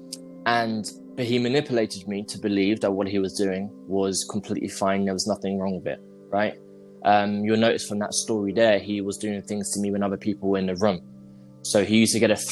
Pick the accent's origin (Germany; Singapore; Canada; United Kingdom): United Kingdom; London; I'm from London, if you can't tell by the accent.